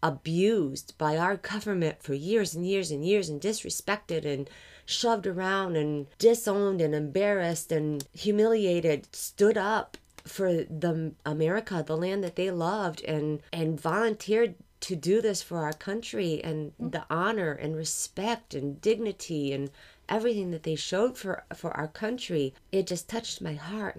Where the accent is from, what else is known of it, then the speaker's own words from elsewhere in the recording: Greenville, Michigan, United States; I grew up in Greenville, Michigan, which is maybe an hour and a half, 2 hours away from